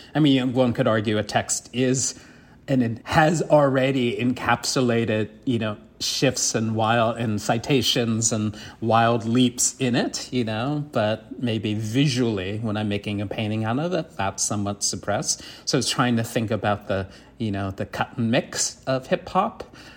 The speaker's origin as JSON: {"language": "English", "town": "New York City", "region": "New York", "country": "United States", "tie": "born or raised there", "said": "I grew up in the South Bronx"}